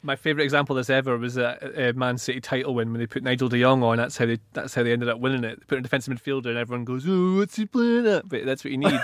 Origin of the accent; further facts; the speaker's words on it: Aberdeenshire, Scotland, United Kingdom; Aberdeen Shire is my hometown